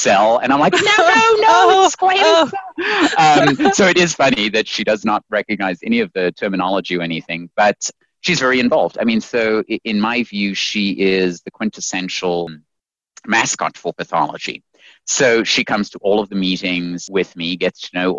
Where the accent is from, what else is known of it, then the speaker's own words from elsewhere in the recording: South Africa; also born or lived in Zimbabwe; now in United States; I was born in Zimbabwe and then raised in South Africa and then came over here to America.